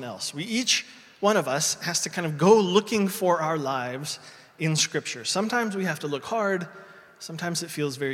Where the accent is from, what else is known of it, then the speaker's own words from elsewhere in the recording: Indiana, United States; moved away; a street in my hometown in Indiana